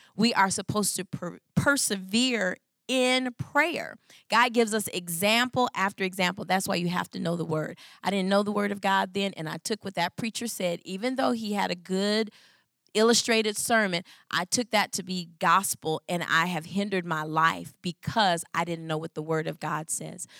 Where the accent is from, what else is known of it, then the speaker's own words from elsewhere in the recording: Michigan, United States; I'm from Michigan